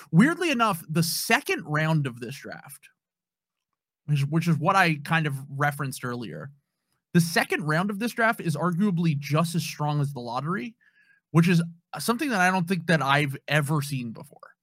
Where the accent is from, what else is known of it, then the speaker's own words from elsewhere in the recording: Philadelphia, Pennsylvania, United States; I grew up in Philadelphia